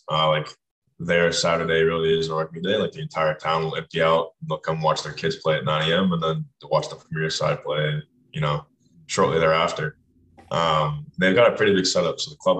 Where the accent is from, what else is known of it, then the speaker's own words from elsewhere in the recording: Fairfax, Virginia, United States; moved away as an adult; So I am from Fairfax, Virginia. It's probably like a 15-minute ride outside of D.C. Mm-hmm. I grew up there my entire life, and then went to college in Richmond.